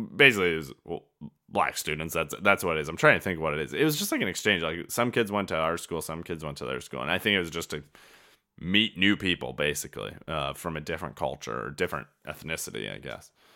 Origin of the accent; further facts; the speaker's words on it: Traer, Iowa, United States; my hometown of Traer